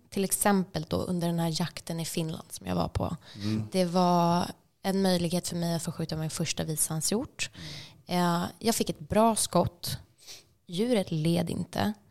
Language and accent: Swedish; Stockholm, Stockholm County, Sweden; Men på grund av att man då säger att oh, jag är från Stockholm